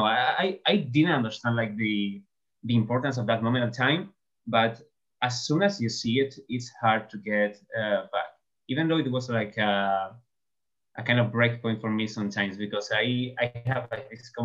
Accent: southern Spain, Spain; first language Spanish; English is a second language; I'm from Spain. I'm from southern Spain, to be precise.

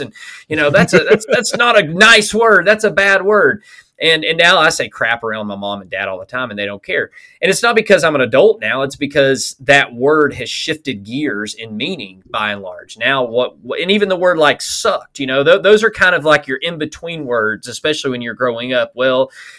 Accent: Alabama, United States; I'm from Alabama, so ain't, that was part of our typical vocabulary

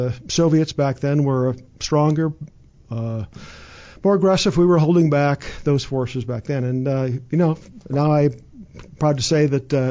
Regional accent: Sioux Falls, South Dakota, United States; moved away as an adult; also born or lived in Kansas / Germany; now in Woodland Park, United States; It's my home, born and raised in Sioux Falls, South Dakota.

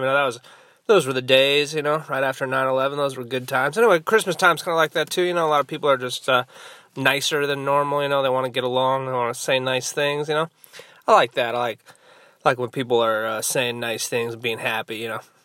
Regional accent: Southern California, United States; I'm from Southern California

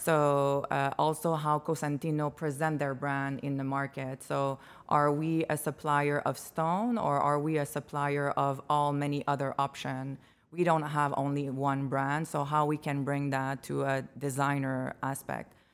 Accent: Montreal, Quebec, Canada; moved away as an adult; now in Chicago, United States; I come from Montreal, Quebec. Uh, I moved here three years ago.

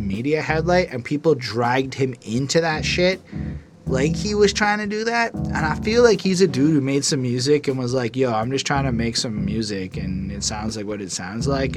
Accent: Canada; I'm not an American. I'm a Canadian

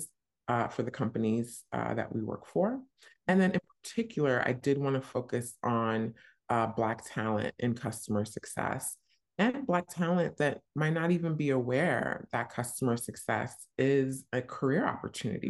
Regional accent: New Jersey, United States; moved away as an adult; also born or lived in New York; now in London, United Kingdom; I grew up in New Jersey, went to school super close by in New York

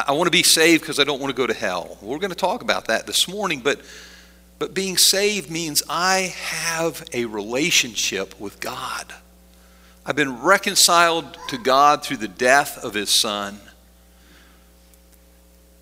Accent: Middleburg, Pennsylvania, United States; We lived outside of a little town called Middleburg up on a hill

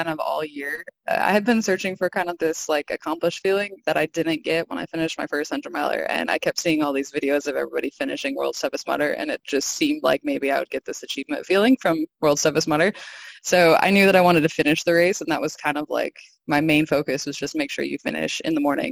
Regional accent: Oklahoma, United States; I'm from Oklahoma. It's pretty flat.

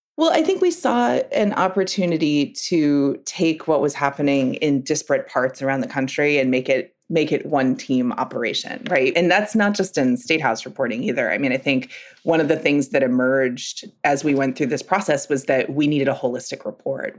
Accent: Newtown, Connecticut, United States; I grew up in Newtown, Connecticut.

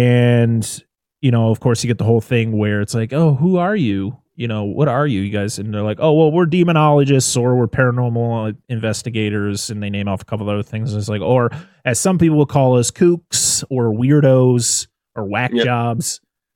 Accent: New England, United States; I've seen many license plates in my state because I'm from New England and I live in New England.

